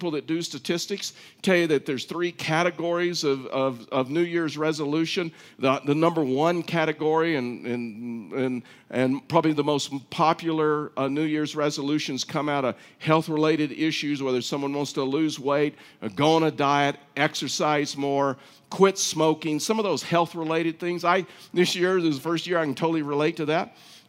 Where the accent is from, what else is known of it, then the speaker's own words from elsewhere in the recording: Texas, United States; I was raised in Texas.